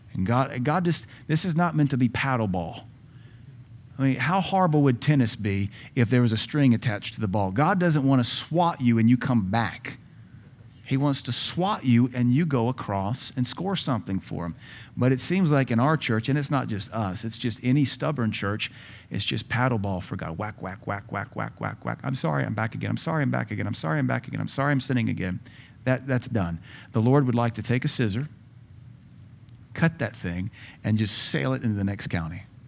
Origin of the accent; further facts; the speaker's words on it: United States; As Americans, we are very emotional.